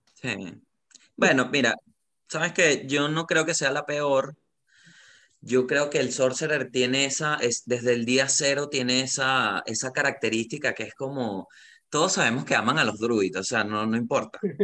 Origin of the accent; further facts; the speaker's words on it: Venezuela; moved away as an adult; now in Santiago, Chile; soy comediante de Venezuela